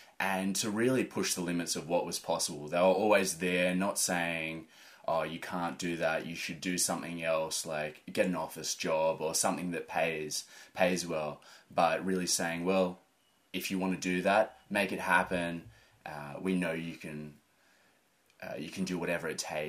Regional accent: Falconbridge, New South Wales, Australia; also born or lived in Linden, New South Wales; grew up in Falconbridge and now I'm living in mid-mountains Linden.

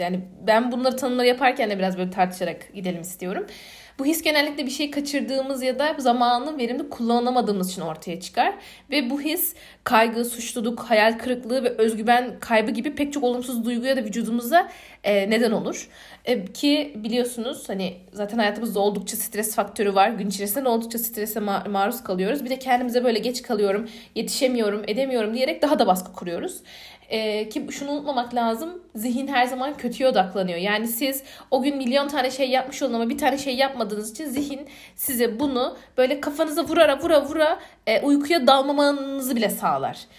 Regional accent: Aegean Region, Turkey; accent: Aegean; Ege'liyim. Ee, Ege'li olmanın getirdiği bir şey de bir şive, ikincisi hızlı konuşma.

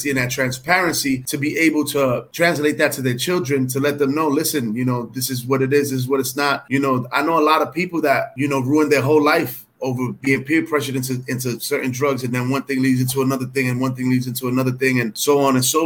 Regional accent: New York City, New York, United States; moved away as an adult; now in South Florida, United States; in New York, growing up in New York was very different because we had the examples in front of us at all times.

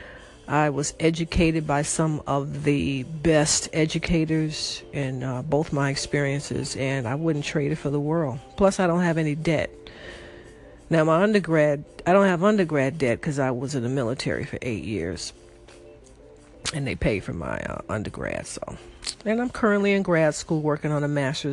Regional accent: Chicago, Illinois, United States; I am from Chicago, Illinois

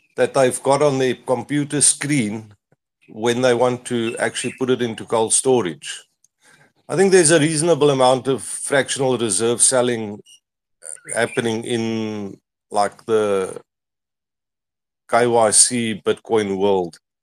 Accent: South Africa; I'm from South Africa

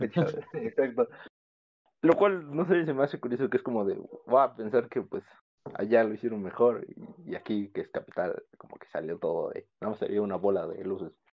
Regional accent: Pachuca, Hidalgo, Mexico; somos de Pachuca, o sea, la capital de Hidalgo.

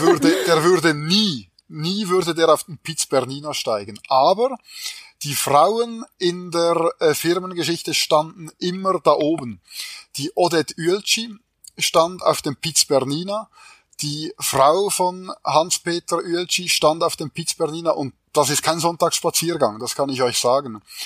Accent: Switzerland; wie man hört, bin ich Schweizer

